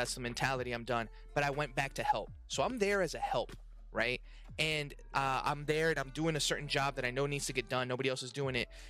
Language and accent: English; Mexico; moved away; I come from Mexico